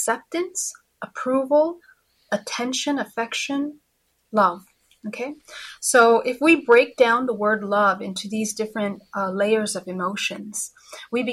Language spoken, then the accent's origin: English; California, United States; Yes, I'm from California.